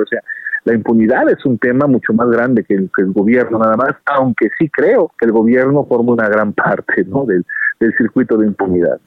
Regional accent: Jalisco, Mexico; mi país y de mi pueblo

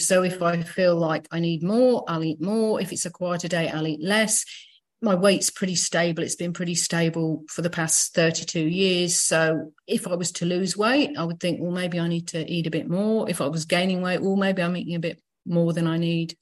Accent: Leicester, East Midlands, United Kingdom; moved away; I was back in my hometown of Leicester in the UK

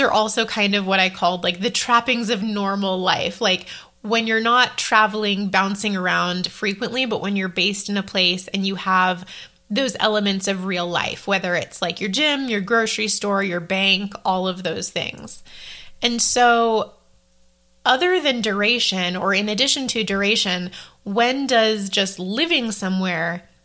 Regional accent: Maine, United States; also born or lived in Idaho / Indiana / Taiwan; now in Colorado, United States; Where did I grow up? Well, Indiana and Maine, mostly Maine, but I don't live there now.

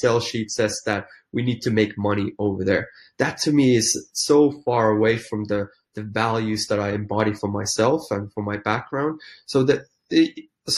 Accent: Finland; English is a second language; moved away as an adult; also born or lived in London / New York; I'm a small town Finnish boy, but I left Finland back in 1995

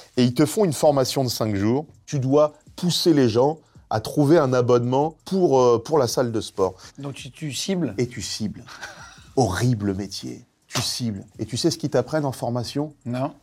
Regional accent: Nogent-sur-Marne, Île-de-France, France; J'ai grandi à Nogent-sur-Marne

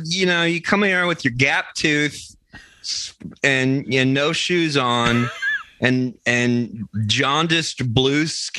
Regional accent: Texas, United States; We're from Texas!

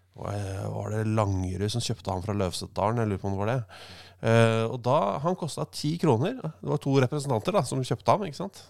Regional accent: Oslo, Norway; jeg vokste opp på Abelsø. Mm. Eh, Oslo sørøst

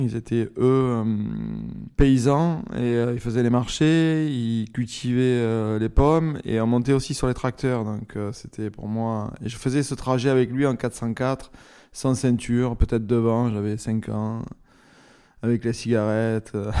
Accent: Marseille, Provence-Alpes-Côte d'Azur, France; j'ai grandi à Marseille, dans une famille assez euh, populaire

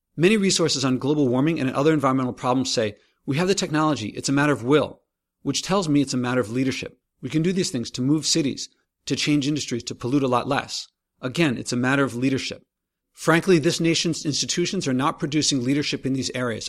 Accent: New York, United States; As a New Yorker

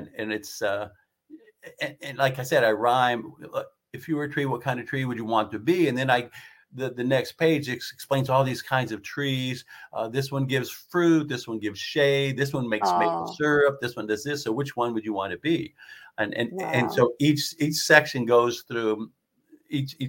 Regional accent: the Adirondacks, New York, United States; Growing up in the Adirondacks and living in the Adirondacks

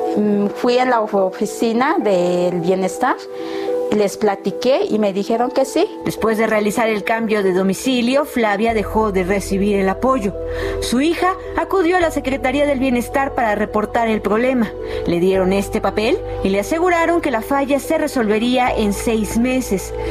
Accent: Oaxaca, Mexico; Soy de Oaxaca, mi mamá es de Oaxaca y, aquí vivimos en Chimaluaca

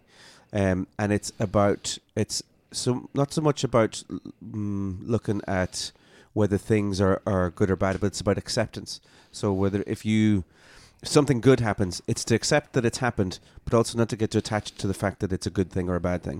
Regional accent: Ireland; also born or lived in Belfast; I was born in Belfast. It's not part of the U K. But I grew up in Ireland. I'm Irish

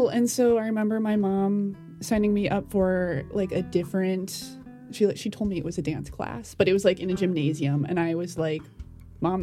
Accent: Lakeville, Minnesota, United States; I'm from Minneapolis, Minnesota. Well, technically Lakeville, which is like a suburb 30 minutes south of the Twin Cities

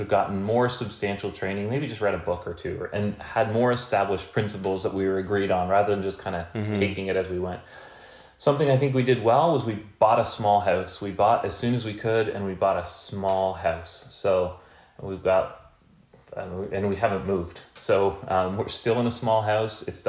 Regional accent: Canada; being Canadian

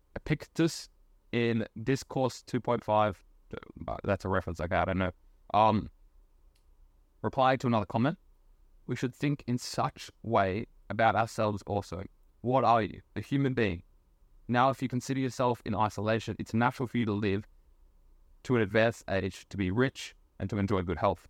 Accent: Australia; I'm Australian

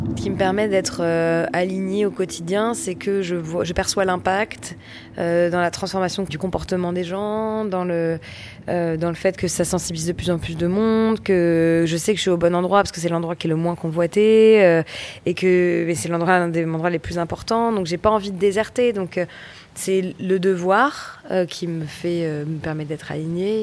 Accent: Paris, Île-de-France, France; j'ai grandi à Paris, dans l'Est parisien

